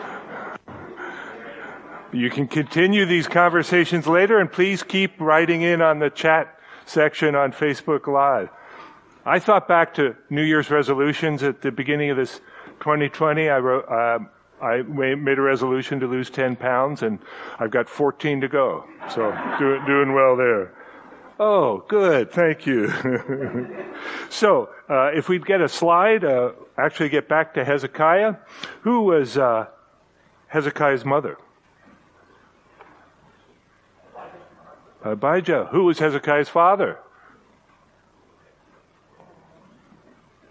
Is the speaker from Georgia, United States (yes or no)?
no; Bethlehem, Pennsylvania, United States; I grew up in Bethlehem, Pennsylvania